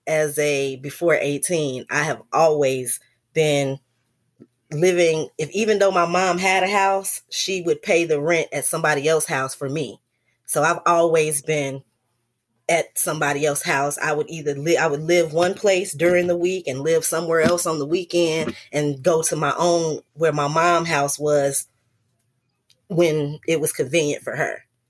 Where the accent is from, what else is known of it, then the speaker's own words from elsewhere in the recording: Chicago, Illinois, United States; also born or lived in North Carolina; I grew up mostly in Chicago, um, South Side for the most part